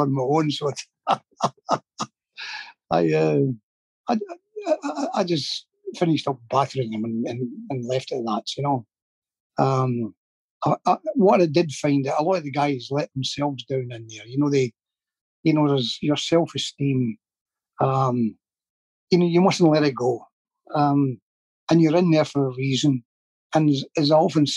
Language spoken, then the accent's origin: English; Glasgow, Scotland, United Kingdom; I can only speak for the area I came from